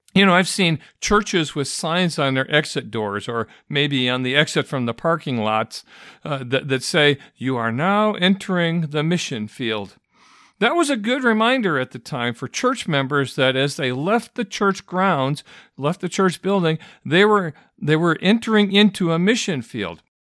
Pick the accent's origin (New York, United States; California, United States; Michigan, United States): Michigan, United States; I grew up in Michigan